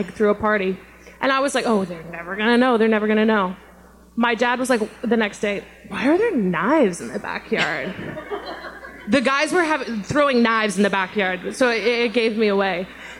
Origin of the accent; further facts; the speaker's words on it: Colorado, United States; even though I'm from Colorado